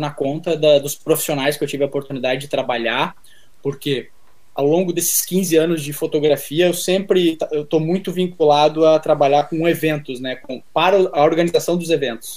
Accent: Novo Hamburgo, Rio Grande do Sul, Brazil; moved away as an adult; also born or lived in São Paulo; lá na minha cidade, Novo Hamburgo, Rio Grande do Sul

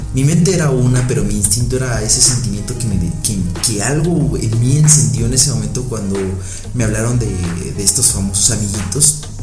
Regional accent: Mexico; yo soy de México

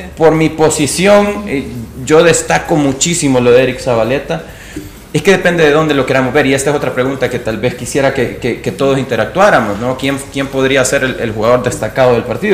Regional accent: El Salvador; como salvadoreños

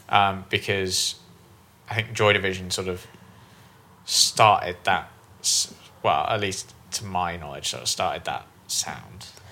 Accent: Bristol, South West England, United Kingdom; moved away; I'm originally from Bristol

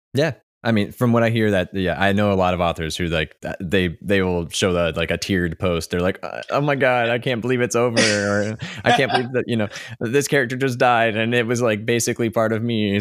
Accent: Kentucky, United States; moved away; I'm originally from Kentucky

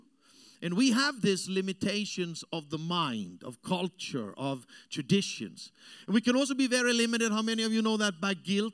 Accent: Austria; English is a second language; moved away as an adult; also born or lived in Africa; I grew up in South Europe. I'm an Austrian

